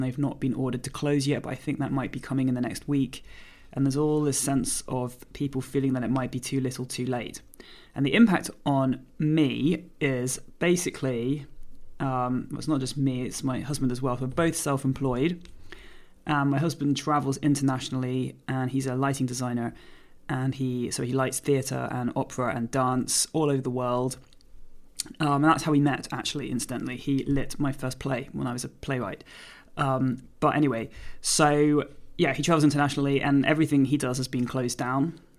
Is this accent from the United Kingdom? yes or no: yes; United Kingdom; now in Jersey; I'm a British force-free gun dog trainer